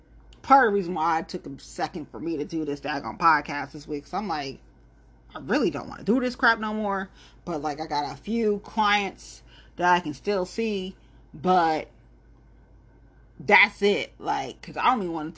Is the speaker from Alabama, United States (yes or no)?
no; Ohio, United States; I'm from Ohio